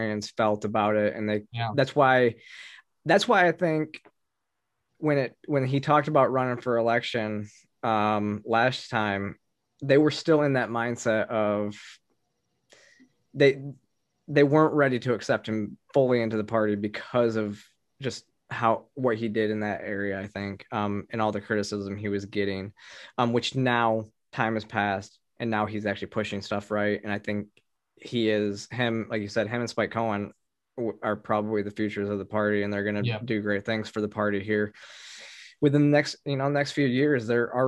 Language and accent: English; Michigan, United States; moved away; I'm from Michigan and so I'm originally from Michigan. My whole family's up there